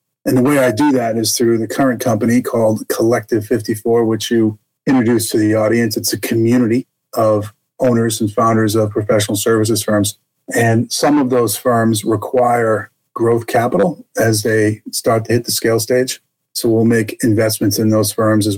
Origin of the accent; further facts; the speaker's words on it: Boston, Massachusetts, United States; also born or lived in Jackson Hole, Wyoming; now in Texas, United States; I was raised in Boston, Massachusetts. You probably hear that in my accent today, although I live in Texas now.